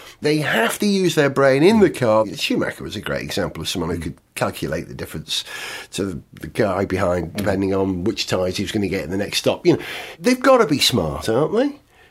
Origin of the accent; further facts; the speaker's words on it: United Kingdom; As a Brit